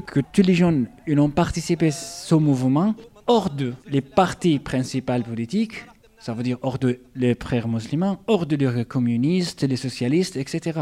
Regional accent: Daraa, Daraa Governorate, Syria; French is a second language; moved away as an adult; also born or lived in Ibta, Syria / Damascus, Syria; now in Toulouse, France; je suis né en Syrie, dans le sud de Syrie, dans une petite ville, ou comme on dit, un petit village s'appelle Ipta, c'était euh, là-bas mon, enfance jusqu'à l'âge de 13 ans. Et après, j'ai déménagé à Dera

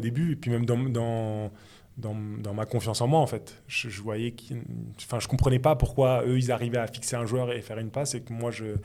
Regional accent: Torcy, Île-de-France, France; also born or lived in Paris / Noisiel; Je viens de banlieue parisienne, de Seine-et-Marne exactement, donc mhm. euh, dans le 77

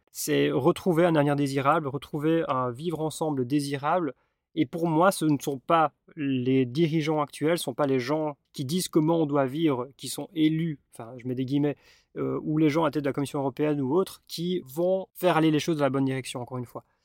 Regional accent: Belgium; je suis belge

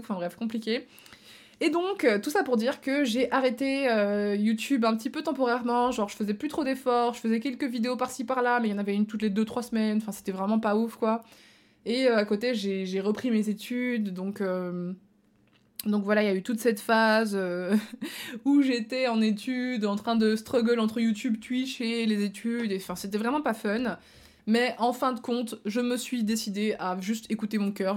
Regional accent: Belgium; moved away; also born or lived in Marseille; moi je suis belge de base

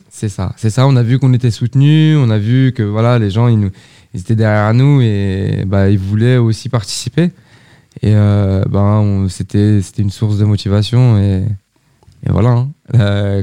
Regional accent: Sartrouville, Île-de-France, France; je suis habitant de Sartrouville depuis 29 ans

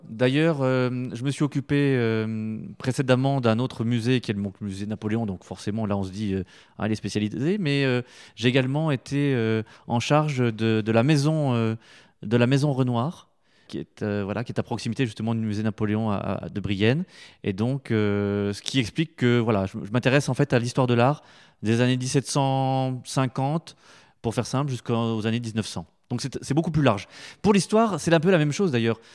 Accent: Épinal, Grand Est, France; also born or lived in Plombières-les-Bains; je suis né à Épinal

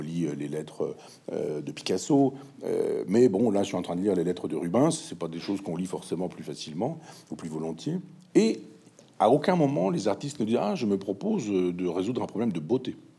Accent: Chambois, Normandy, France; à Chambois, là mon village natal

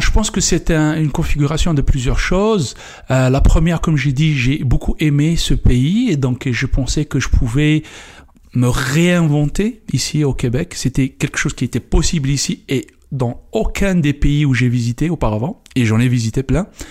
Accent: Kabylie, Algeria; moved away as an adult; je viens d'Algérie, comme je viens de le dire un petit village en Kabylie.

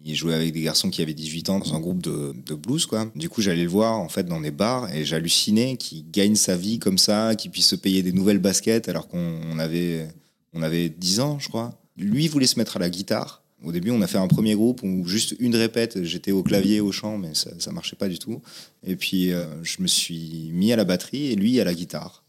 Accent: Toulouse, Occitania, France; also born or lived in Vincennes / Paris; j'ai vécu mes deux premières années à Paris, et après j'ai grandi à Toulouse

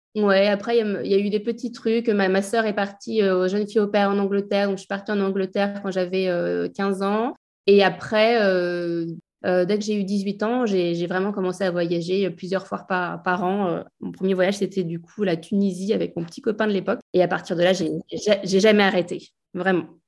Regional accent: Alsace, Grand Est, France; On a grandi, euh, en Alsace

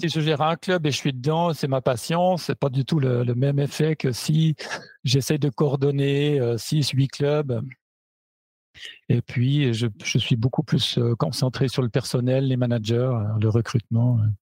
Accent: Switzerland; moved away as an adult; now in Germany; à l'origine, j'étais, donc je suis suisse, à l'origine, j'étais prof je suis parti pour une plus belle que les autres euh, en Allemagne, où j'ai découvert la branche du fitness et où je suis resté depuis

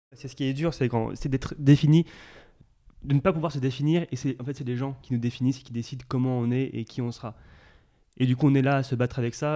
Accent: Courcouronnes, Île-de-France, France; je viens de Courcouronne en 1991

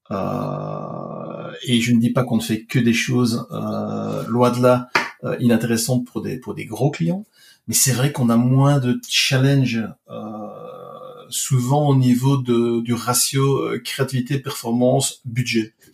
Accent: Belgium; moi je viens de Belgique

